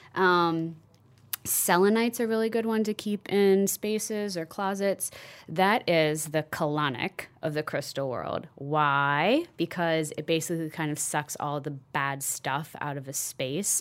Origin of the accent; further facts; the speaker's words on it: Midwest, United States; I grew up in the Midwest, Irish Catholic